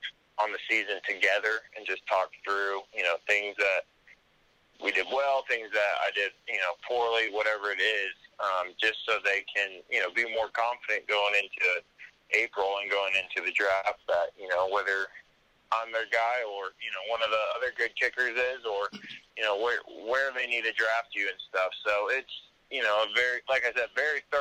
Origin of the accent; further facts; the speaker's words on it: Colorado, United States; moved away; also born or lived in Auburn, Alabama; grew up in Colorado most of my life